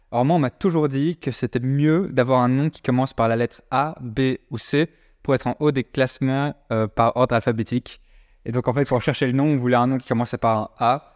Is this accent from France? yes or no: no; Brussels, Brussels-Capital Region, Belgium; on n'est pas français, on est de Bruxelles à la base, on est belge